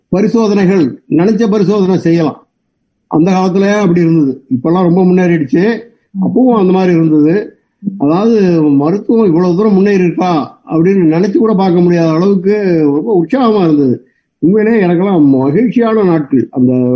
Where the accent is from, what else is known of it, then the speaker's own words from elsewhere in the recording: Pichandarkovil, Tamil Nadu, India; moved away as an adult; also born or lived in Tiruchirappalli / Thanjavur; now in United States; நான் வந்து திருச்சி பக்கத்துல பிச்சாண்டார் கோவில் என்ன கிராமத்தில் பிறந்த கிராமவாசி விவசாய குடும்பம்